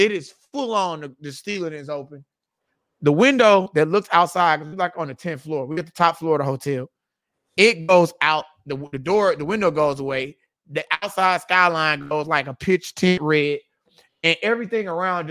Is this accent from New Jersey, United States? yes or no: no; Texas, United States; I'm from Texas